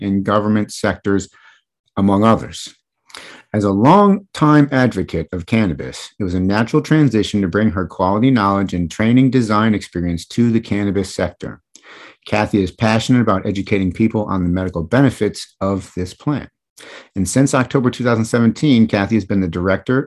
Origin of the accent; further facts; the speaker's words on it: Michigan, United States; I grew up in Michigan, and I spent a winter in the Upper Peninsula of Michigan